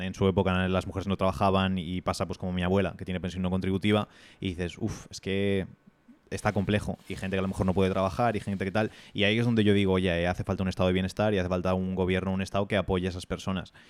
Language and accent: Spanish; Spain; somos tan sumisos como sociedad española